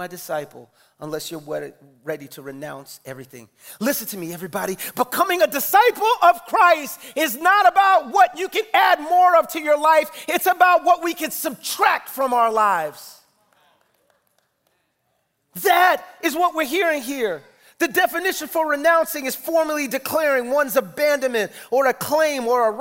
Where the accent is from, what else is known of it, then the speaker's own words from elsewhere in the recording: New York City, New York, United States; I'm from the Bronx